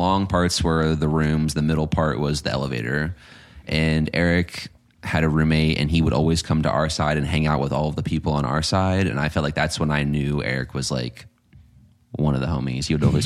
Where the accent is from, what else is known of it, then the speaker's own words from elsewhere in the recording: Virginia Beach, Virginia, United States; also born or lived in Richmond, Virginia; I'm born and raised out of Virginia Beach